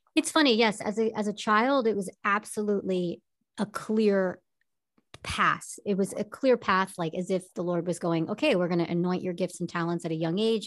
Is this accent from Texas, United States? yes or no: no; Long Island, New York, United States; now in Los Angeles, United States; I'm born and raised in Long Island, New York